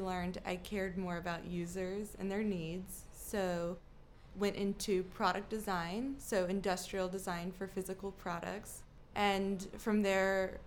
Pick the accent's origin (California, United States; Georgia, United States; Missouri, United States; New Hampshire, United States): Georgia, United States; South; Since I grew up in South Georgia, throughout middle school and high school